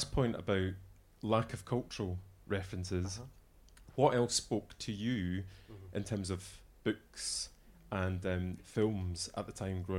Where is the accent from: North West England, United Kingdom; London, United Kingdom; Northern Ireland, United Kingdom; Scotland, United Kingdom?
Scotland, United Kingdom; growing up in Scotland